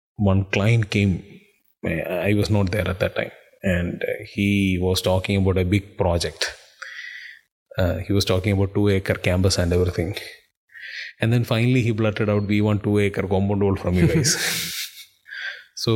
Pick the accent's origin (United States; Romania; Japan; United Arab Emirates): United Arab Emirates; Dubai; moved away; I was born and brought up in Dubai